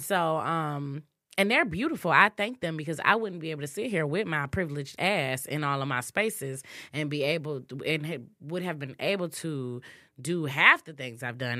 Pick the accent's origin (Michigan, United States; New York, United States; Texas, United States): Michigan, United States; Muskegon; I grew up in Muskegon, very small town, um, very southern roots